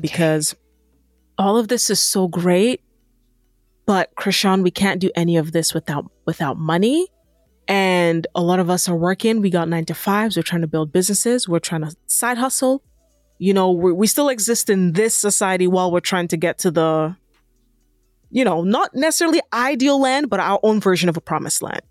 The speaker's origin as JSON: {"language": "English", "country": "Nigeria", "said": "I'm Nigerian"}